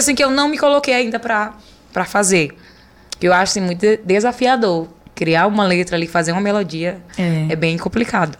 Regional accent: Olho d'Água das Cunhãs, Maranhão, Brazil; o nome da minha cidade, de onde eu nasci, de onde eu me criei

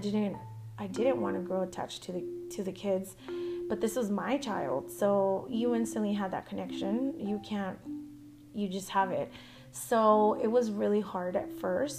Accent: El Paso, Texas, United States; moved away as an adult; also born or lived in Arlington, Texas; I'm from El Paso, Texas. We moved to Arlington in Dallas

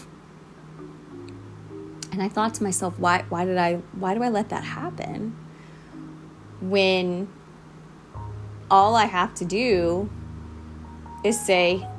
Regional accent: Southeast, United States; I was brought up in the Southeast in the USA

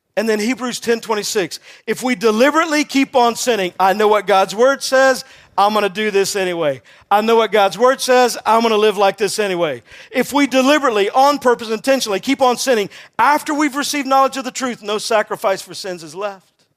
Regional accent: Texas, United States; I'm from Texas

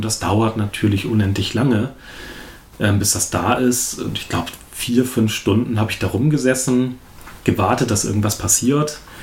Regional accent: Achim, Lower Saxony, Germany; Achim ist natürlich ein Dorf. Ich bin zwar nicht in Achim geboren, aber hier aufgewachsen, zur Schule gegangen.

